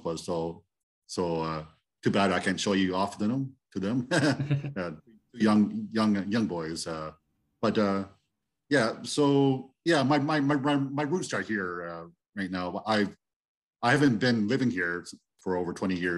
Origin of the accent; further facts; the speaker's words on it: Dutton, Ontario, Canada; moved away as an adult; also born or lived in St. Thomas, Ontario / Iona Station, Ontario; I was born and raised here in this area. First in Iona Station, and then into Dutton area.